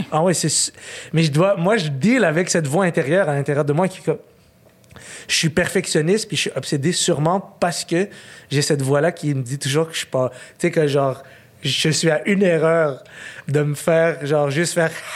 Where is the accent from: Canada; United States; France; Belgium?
Canada; Montreal, Quebec; à 8 ans, j'ai déménagé. On est resté à Ville-Saint-Laurent au Parc Painter. Okay? C'est vraiment comme. Pour moi, c'est ma maison là-bas